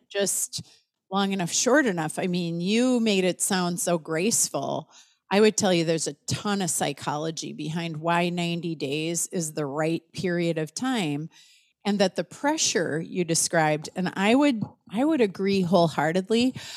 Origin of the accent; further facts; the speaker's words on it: United States; as an American